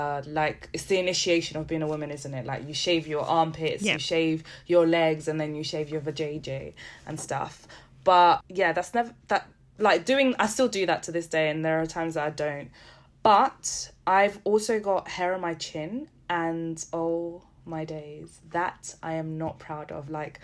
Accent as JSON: {"language": "English", "region": "Setúbal", "country": "Portugal", "tie": "born or raised there", "said": "I was born in Garcia da Horta, which is the hospital in Setúbal"}